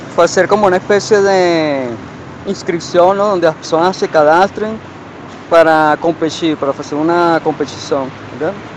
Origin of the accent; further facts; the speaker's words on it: Portugal; now in Brazil; nasci em Portugal